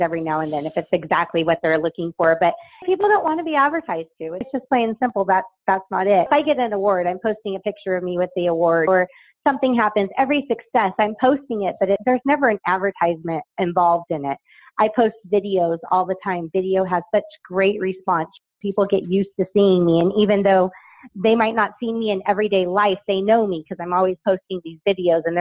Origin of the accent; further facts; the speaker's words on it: Las Vegas, Nevada, United States; I was born and raised in Vegas